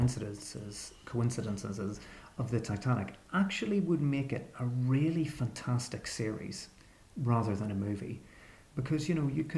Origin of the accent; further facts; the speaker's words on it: Belfast, Northern Ireland, United Kingdom; I'm actually from Belfast